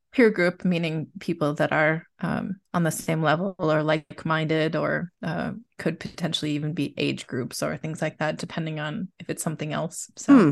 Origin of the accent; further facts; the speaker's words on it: United States; moved away as an adult; now in Besançon, France; I am an American teaching in France, so I live